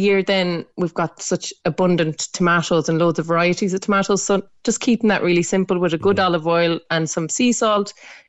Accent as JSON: {"language": "English", "country": "Ireland", "said": "we are Irish."}